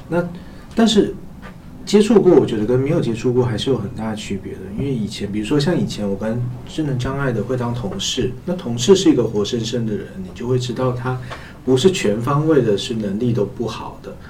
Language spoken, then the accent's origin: Chinese; China; 我们中国人